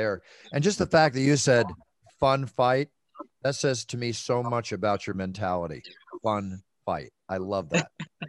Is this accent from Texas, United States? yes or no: yes; Dallas, Texas, United States; I lived in Dallas. I grew up in Dallas for 4 or 5.